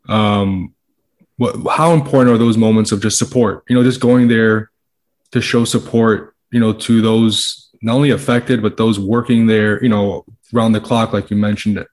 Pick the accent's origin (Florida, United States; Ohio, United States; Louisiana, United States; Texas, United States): Florida, United States; Miami; am born and raised in Miami